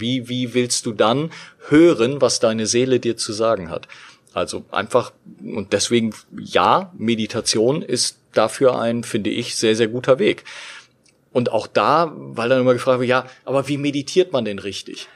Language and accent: German; Berlin, Germany; in unserer Berliner Wohnung, wo ich, wo ich aufgewachsen bin